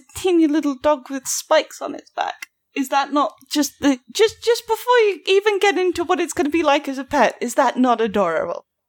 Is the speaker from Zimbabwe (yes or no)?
no; United Kingdom; accent: British; I've got a British accent